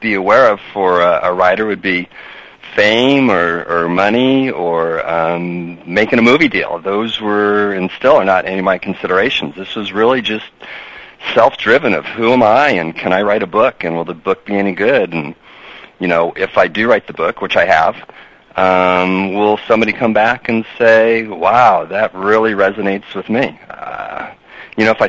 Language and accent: English; Southern California, United States; I lived growing up in Southern California